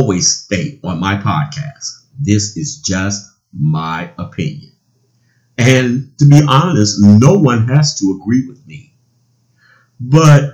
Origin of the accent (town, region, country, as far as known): United States